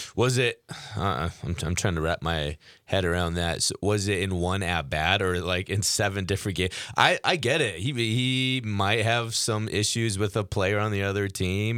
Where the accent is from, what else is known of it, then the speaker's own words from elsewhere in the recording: Seattle, Washington, United States; moved away; my home state of, or my, my home area of Seattle.